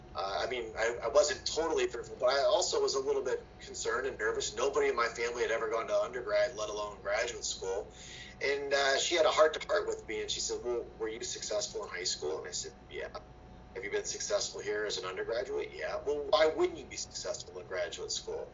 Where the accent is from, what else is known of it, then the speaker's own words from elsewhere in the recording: Fostoria, Ohio, United States; I'm from Fostoria, Ohio, and um, my parents worked like many did in, in, in the, in the Autolite spark plug plant there